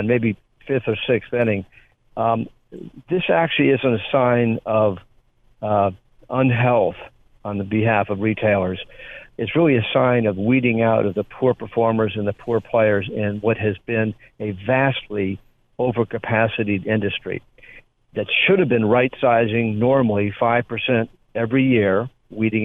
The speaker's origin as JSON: {"language": "English", "town": "Chicago", "region": "Illinois", "country": "United States", "moved": "yes", "said": "I'm a Chicagoan originally"}